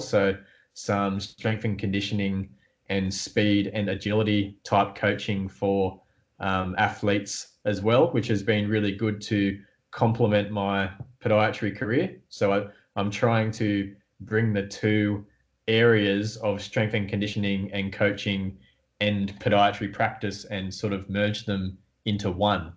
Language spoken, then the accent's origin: English; Newcastle, New South Wales, Australia; I'm from Newcastle in Australia